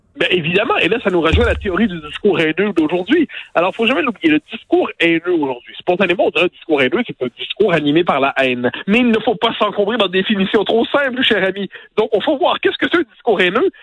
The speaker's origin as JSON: {"language": "French", "region": "Quebec", "country": "Canada", "said": "en tant que Québécois francophone"}